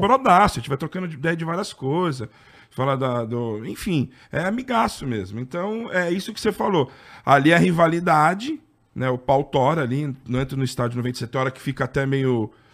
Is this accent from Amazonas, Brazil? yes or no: no; ABC Paulista, São Paulo, Brazil; eu sou do ABC